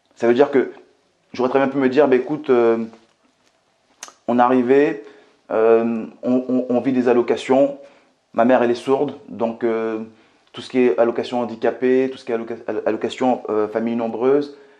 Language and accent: French; Martinique; also born or lived in Metropolitan France; now in France; je viens tout simplement de la Martinique, que j'ai grandi euh, dans un quartier qui était très très très populaire, pour ne pas vous dire euh, très pauvre que je suis arrivé en France en 95